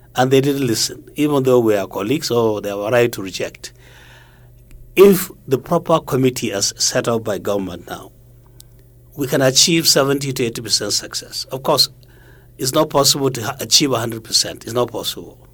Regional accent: Kano, Kano State, Nigeria; I'm from Kano City

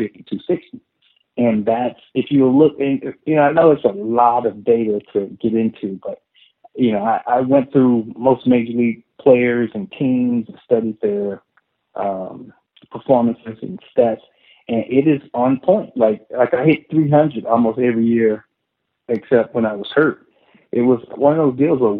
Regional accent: Illinois, United States; moved away as an adult; now in Texas, United States; born and raised in Illinois

